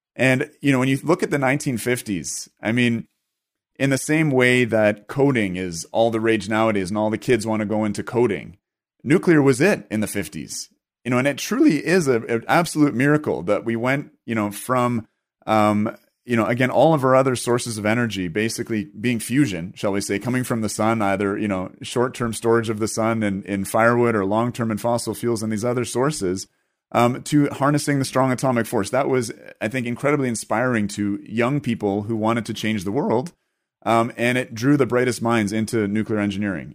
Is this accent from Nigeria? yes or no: no; Canada; here as a Canadian